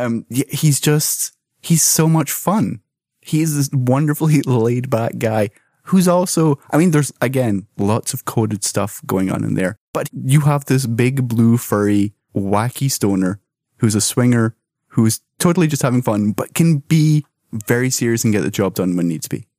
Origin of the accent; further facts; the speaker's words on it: Scotland, United Kingdom; as someone who was born and raised in Scotland